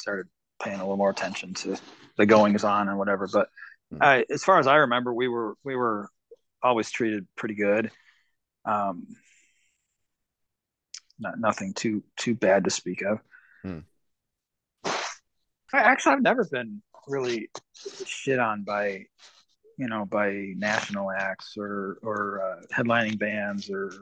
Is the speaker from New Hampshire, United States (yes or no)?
no; Michigan, United States; I grew up in Michigan, so my first probably, I don't know, 10, 12 years was up in the St. Joe area clubs